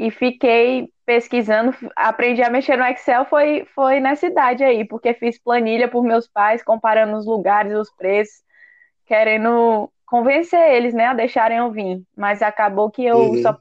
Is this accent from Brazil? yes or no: yes; Northeast Region, Brazil; A gente tem aqui exemplo de o Henrique é do Sudeste, eu, o Daniel somos do Nordeste